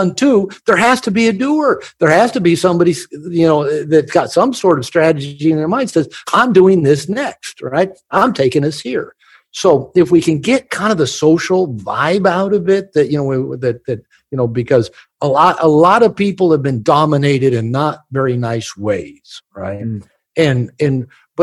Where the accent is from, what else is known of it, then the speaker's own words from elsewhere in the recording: United States; I'm from America